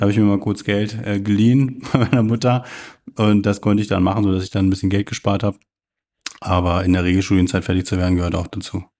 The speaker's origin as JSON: {"language": "German", "town": "Stendal", "region": "Saxony-Anhalt", "country": "Germany", "tie": "born or raised there", "said": "Ich bin 1984 in Stendal geboren und wurde da quasi ja zur Wendezeit, also nach dem Mauerfall, aber vor der Wiedervereinigung eingeschult"}